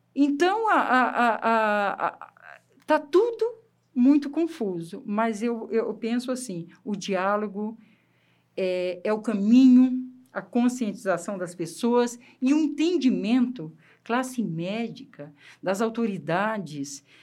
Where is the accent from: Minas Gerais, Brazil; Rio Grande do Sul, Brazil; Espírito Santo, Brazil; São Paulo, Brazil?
Espírito Santo, Brazil; eu sou capixaba, aquela terra molecada, tudo na rua